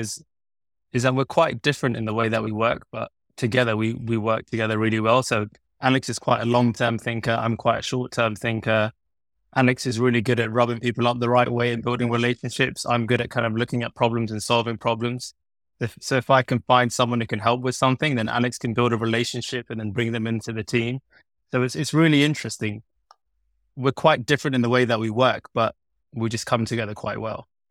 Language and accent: English; London, United Kingdom; I was born and bred in London, studied in London. I've always been in London.